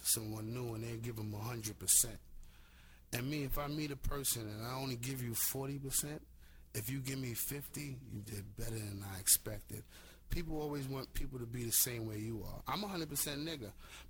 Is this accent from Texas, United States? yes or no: no; New York City, New York, United States; Being from Flushing